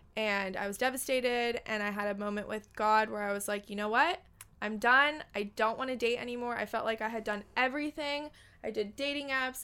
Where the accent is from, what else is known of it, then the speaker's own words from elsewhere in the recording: Los Angeles, California, United States; I was born and raised in Los Angeles, California